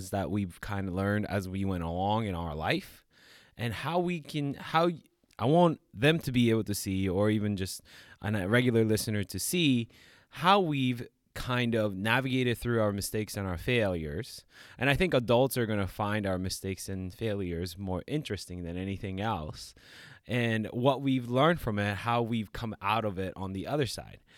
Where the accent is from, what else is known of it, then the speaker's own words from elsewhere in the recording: New York, United States; Like I came from New York, you know, like kind of you know surrounded by like tough neighborhoods